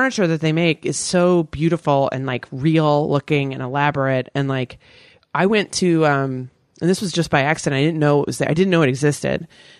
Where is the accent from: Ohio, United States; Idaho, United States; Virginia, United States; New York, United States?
Virginia, United States; born or raised there